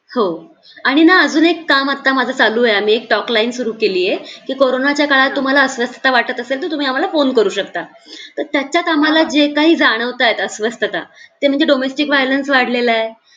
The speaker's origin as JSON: {"language": "Marathi", "town": "Markal", "region": "Maharashtra", "country": "India", "tie": "born or raised there", "also_born_or_lived": "Pune", "said": "मरकळ म्हणून गाव आहे तिथून मी आळंदीच्या पुढे दहा किलोमीटर असं ते आहे"}